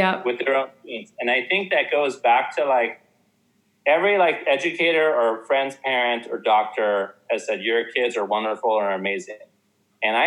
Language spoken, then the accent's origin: English; South Orange County, California, United States; I grew up in South Orange County